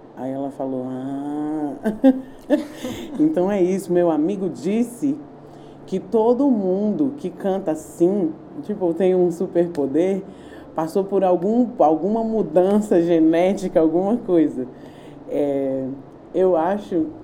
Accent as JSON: {"language": "Portuguese", "town": "Brasília", "region": "Federal District", "country": "Brazil", "tie": "born or raised there", "said": "eu sou brasiliense, sou nascida em Brasília, nasci no Lago Sul, na clínica São Mateus"}